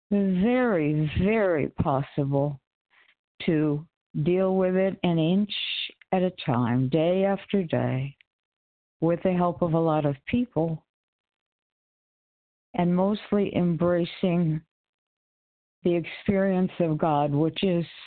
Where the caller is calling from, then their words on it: Connecticut, United States; from Connecticut.